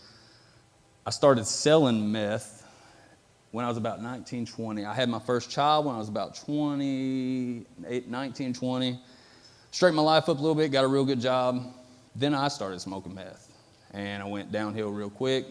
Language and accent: English; Metropolis, Illinois, United States; was born and raised here in Metropolis, Illinois.